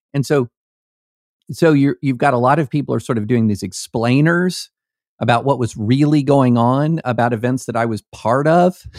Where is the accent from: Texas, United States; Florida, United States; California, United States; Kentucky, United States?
Kentucky, United States; rural; also born or lived in Opelika, Alabama / Nashville, Tennessee; I was born in Opelika, Alabama. The first football game I went to, I was six years old at Death Valley in Baton Rouge, Louisiana. I grew up in rural Kentucky